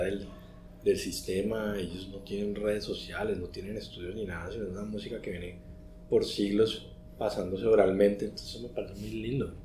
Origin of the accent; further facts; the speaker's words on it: Colombia; nosotros como colombianos